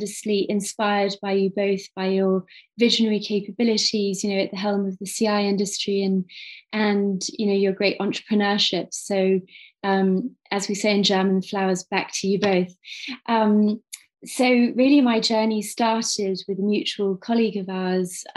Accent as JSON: {"language": "English", "town": "Cambridge", "region": "East of England", "country": "United Kingdom", "said": "I'm originally from Cambridge, UK"}